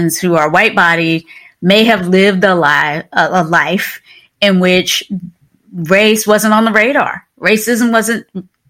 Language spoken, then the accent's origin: English; Kinston, North Carolina, raised in Virginia, United States; I was born and raised in the South, right? So Kinston, North Carolina, the small town, 30 miles inland from the coast or so, in Southeast Carolina, and then raised in Virginia